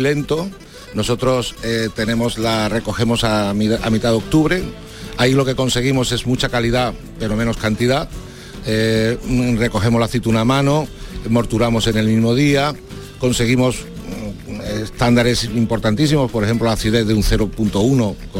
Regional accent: Seville, Andalusia, Spain; como sevillanos

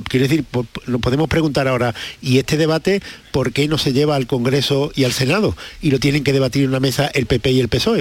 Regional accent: Spain; los españoles estos somos muy peculiares

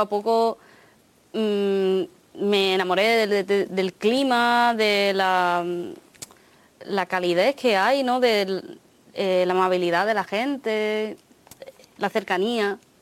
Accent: Huelva, Andalusia, Spain; Spanish is a second language; also born or lived in Japan / England; Cuando llegué a España no hablaba, bueno, claro, no conocía el idioma. Y no me acuerdo cómo lo aprendí porque era súper pequeña

